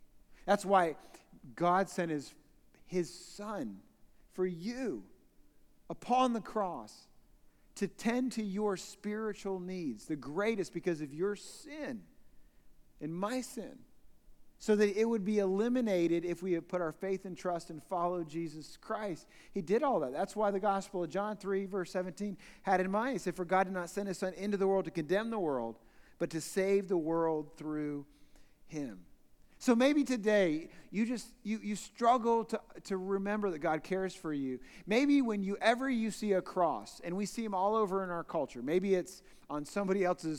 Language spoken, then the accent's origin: English; Newark, Ohio, United States; So I grew up in Newark, Ohio, actually east side of Newark, Ohio, in Licking County, so actually just in the hills.